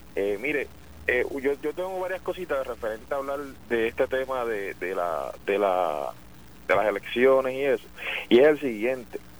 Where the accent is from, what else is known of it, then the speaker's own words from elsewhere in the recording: San Juan, Puerto Rico; de San Juan, yo soy sanjuanero.